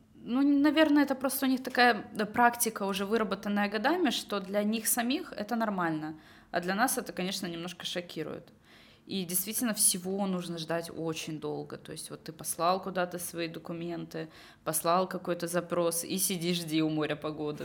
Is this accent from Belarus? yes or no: no; Estonia; moved away as an adult; also born or lived in London; я из Эстонии